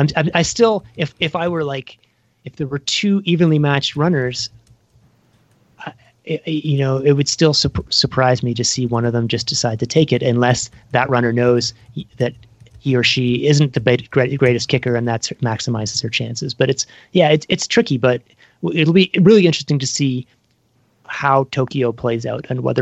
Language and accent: English; Canada; as a Canadian